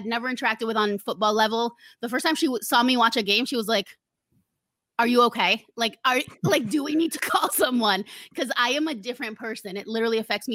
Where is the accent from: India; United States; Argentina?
Argentina; also born or lived in Uruguay; I'm also from Argentina.